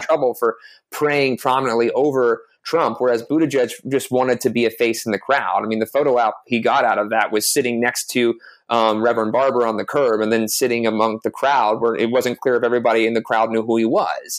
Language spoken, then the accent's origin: English; South Carolina, United States; i grew up in the American Southeast. I'm originally from South Carolina